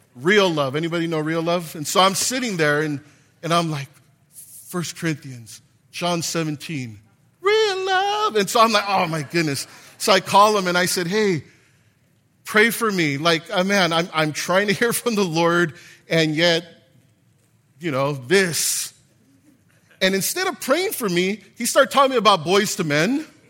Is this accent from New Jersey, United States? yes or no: no; Gardena, California, United States; I'm from Gardena.